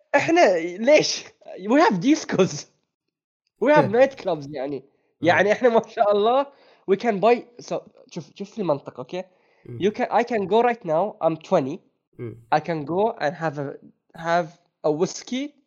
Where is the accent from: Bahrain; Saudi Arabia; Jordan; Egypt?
Bahrain; عندنا في البحرين